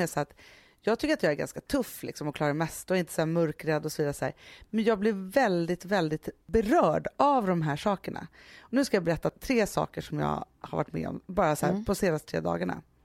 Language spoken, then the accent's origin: Swedish; Stockholm, Stockholm County, Sweden; och då är jag uppvuxen på Söder